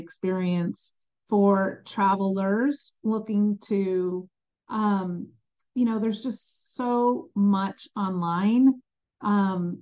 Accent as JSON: {"language": "English", "region": "New Jersey", "country": "United States", "tie": "born or raised there", "also_born_or_lived": "Chicago, Illinois", "moved": "yes", "lives_now": "North Carolina, United States", "said": "I was born in Chicago, but grew up in New Jersey"}